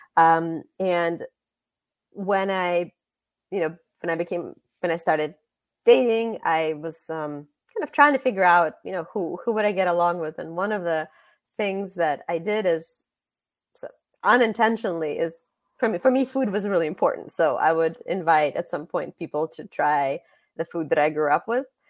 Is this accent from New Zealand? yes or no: no; Russia; moved away; I was born in Russia